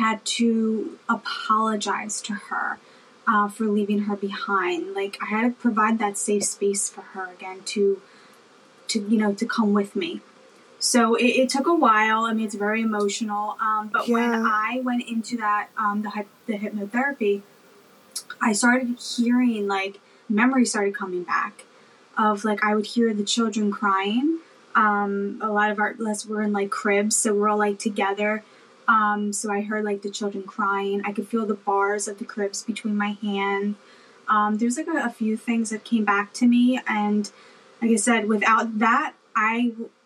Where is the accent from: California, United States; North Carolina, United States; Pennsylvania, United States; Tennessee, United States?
Pennsylvania, United States; Philadelphia; also born or lived in Câmpulung, Romania; now in New Jersey, United States; I currently live in New Jersey, which is like maybe 20 minutes right outside of Philadelphia. And that's where I was raised, in Philadelphia